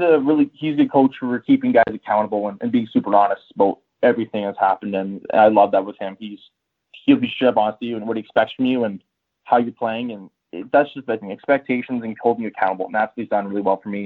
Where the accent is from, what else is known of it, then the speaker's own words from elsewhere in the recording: Whitecourt, Alberta, Canada; also born or lived in Edmonton; I grew up in Whitecourt, and then I moved on to Edmonton